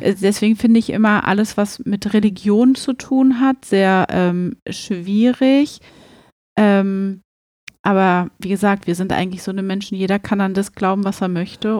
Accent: Berlin, Germany; wir kommen ja hier aus Berlin

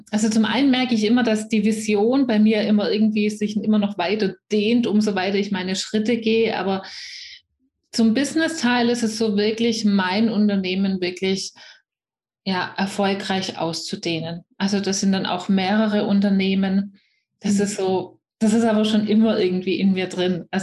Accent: near Stuttgart, Swabia, Baden-Württemberg, Germany; accent: Swabian; ihr werdet schnell hören, wenn ihr es nicht schon gehört habt. Ich komme aus der Nähe von Stuttgart, also aus dem Schwabenland

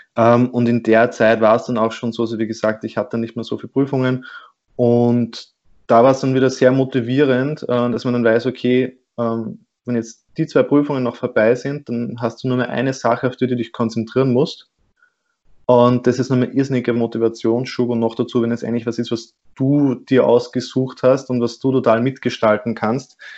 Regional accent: Austria; bei uns in Österreich

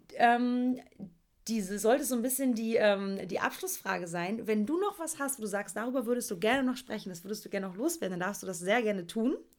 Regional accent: East Germany, Germany; Ich komme aus dem Osten

